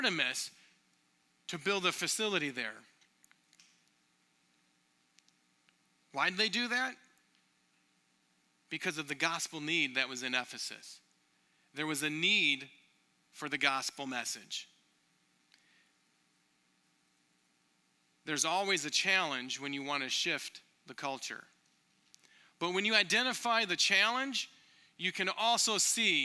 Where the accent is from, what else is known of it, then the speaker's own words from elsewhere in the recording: Michigan, United States; now in Minneapolis, United States; I grew up in Michigan